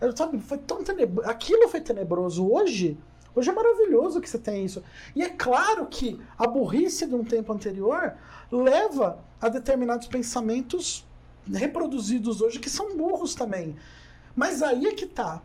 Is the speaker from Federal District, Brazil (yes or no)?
no; Jundiaí, São Paulo, Brazil; also born or lived in Curitiba; eu moro aqui em Jundiaí desde os três meses, mais uns dois meses de idade.